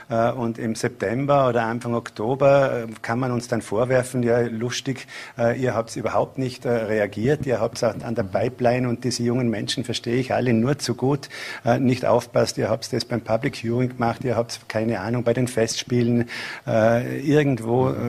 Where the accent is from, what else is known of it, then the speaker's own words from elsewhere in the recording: Bregenz, Vorarlberg, Austria; und als Bregenzer, wenn ich die Augen zumache